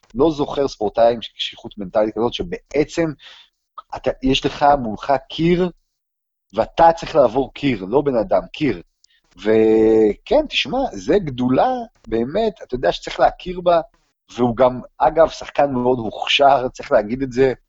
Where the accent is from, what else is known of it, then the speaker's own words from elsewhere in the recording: Israel; אנחנו מישראל